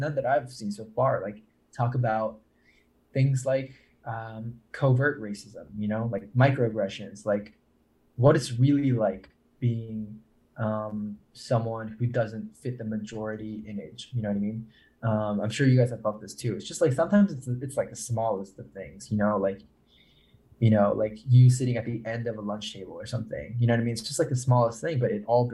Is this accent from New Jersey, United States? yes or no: no; Massachusetts, United States; growing up in Massachusetts